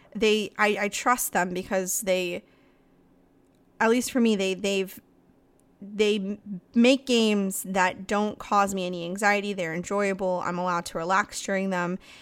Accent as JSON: {"language": "English", "country": "Ireland", "said": "I'm fucking Irish"}